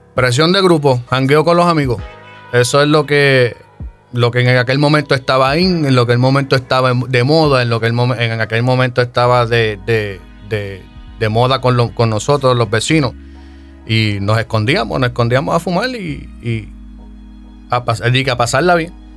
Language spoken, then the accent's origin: Spanish; Yauco, Puerto Rico; Yo soy del pueblito de Yauco, Yauco, Puerto Rico